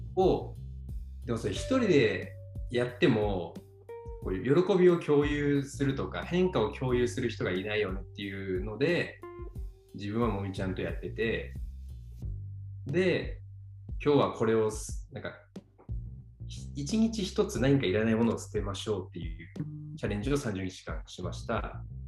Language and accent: Japanese; Fukui, Japan; 僕地元が福井県